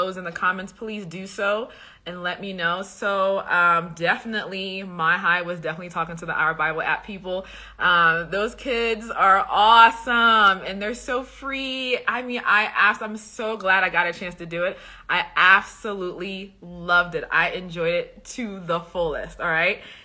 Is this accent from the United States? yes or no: no; Liberia; I'm from West Africa, Liberia